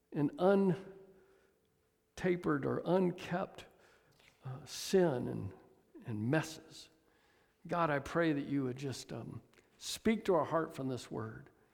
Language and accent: English; Atlanta, Georgia, United States; moved away; I'm from Atlanta